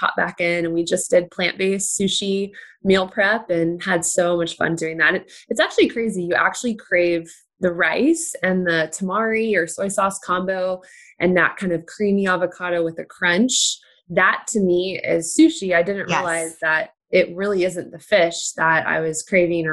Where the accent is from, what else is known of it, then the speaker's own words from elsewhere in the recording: the South, United States; I'm from the South too